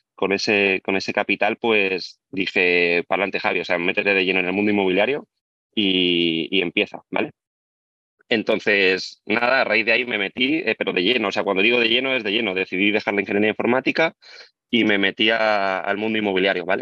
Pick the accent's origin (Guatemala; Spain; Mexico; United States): Spain; Albacete, Castilla-La Mancha; moved away as an adult; also born or lived in Barcelona; tengo 32 años y soy de Albacete